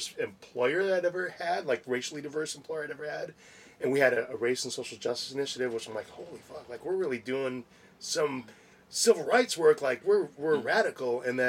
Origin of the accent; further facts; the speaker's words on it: Wisconsin, United States; I came from Wisconsin, so anything outside of Wisconsin was